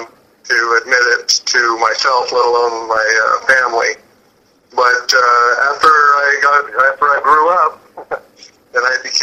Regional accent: Washington, District of Columbia, United States; now in Los Angeles, United States; I've lived in Los Angeles for almost 30 years, but I was born in Washington, D.C.

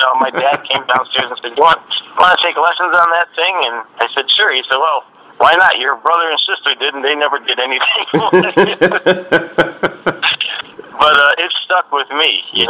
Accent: Waterbury, Connecticut, United States; and raised in Waterbury, Connecticut.

